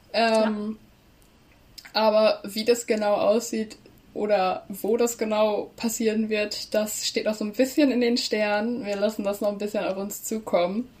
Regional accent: Leer, Lower Saxony, Germany; now in Hannover, Germany; ich komme aus Leer quasi, aus ah. Mormaland.

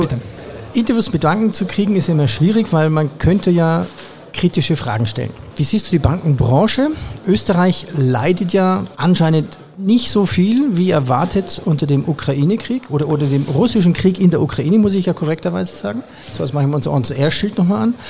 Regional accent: Germany; ich komme ja aus Deutschland

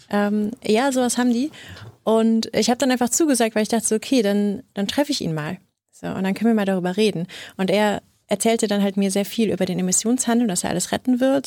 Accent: Rhineland, Germany; ich bin, bin Rheinländerin

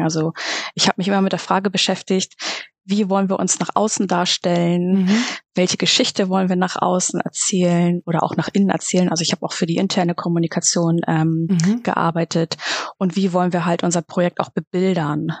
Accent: Reinbek, Schleswig-Holstein, Germany; ich komme aus Rheinbeek bei Hamburg. Das ist im schönen Schleswig-Holstein.

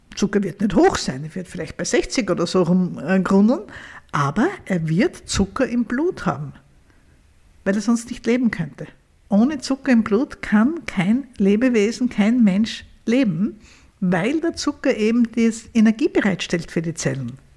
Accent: Vienna, Austria; bei uns in Wien

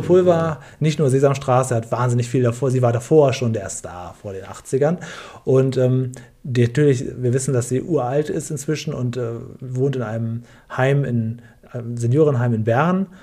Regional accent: Northern Germany, Germany; Ich bin in Norddeutschland aufgewachsen

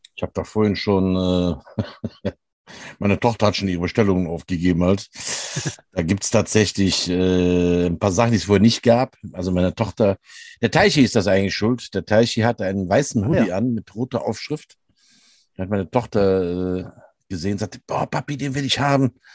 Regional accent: Rhineland, Germany; bei uns im Rheinland

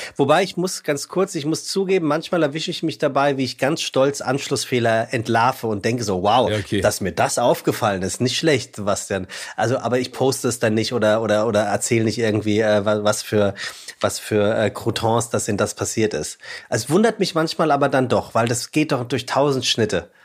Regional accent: Frankfurt, Hesse, Germany; now in Hamburg, Germany; Das sage ich als Hamburger, ja Frankfurter eigentlich

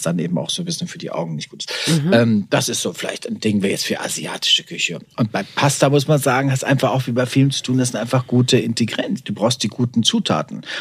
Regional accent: Warendorf, North Rhine-Westphalia, Germany; wir sind ja Pferdekinder, wir kommen aus Warendorf.

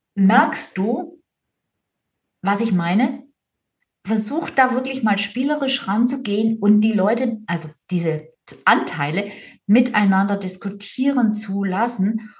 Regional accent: Swabia, Germany; ich bin Schwäbin

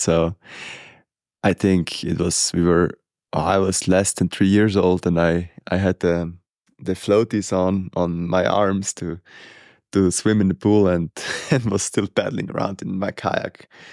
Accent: Italy; growing up in Murano and, and having the mountains around

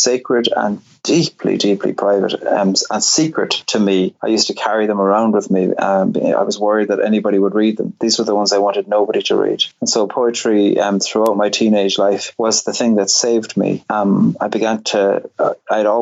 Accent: Cork, Munster, Ireland; I grew up in Cork on the very south coast

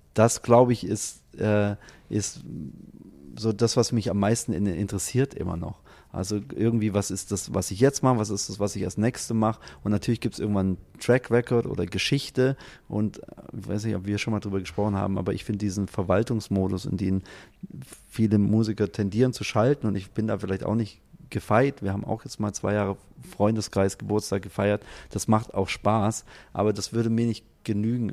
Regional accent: Stuttgart, Baden-Württemberg, Germany; als Stuttgarter

